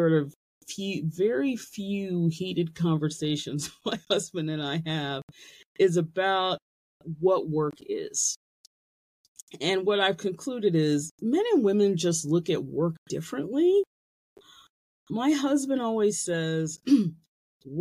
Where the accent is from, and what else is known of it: United States